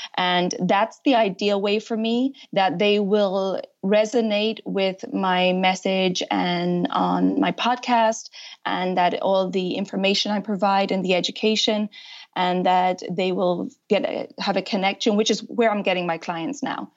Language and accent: English; Ireland; moved away as an adult; also born or lived in United States; now in France; I'm originally from Ireland